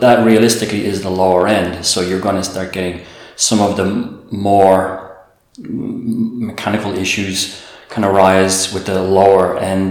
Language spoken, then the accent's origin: English; Dublin, Leinster, Ireland; moved away as an adult; now in Puglia, Italy; I'm Irish, from Dublin